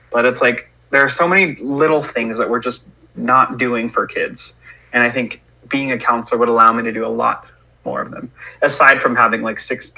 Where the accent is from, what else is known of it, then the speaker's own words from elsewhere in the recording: Stockton, California, United States; I am born and raised in Stockton.